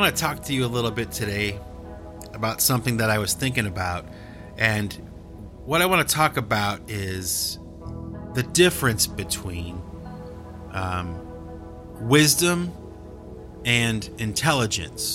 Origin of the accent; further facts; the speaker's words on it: Cleveland, Ohio, United States; now in Boston, United States; I live near Boston and I was born in Cleveland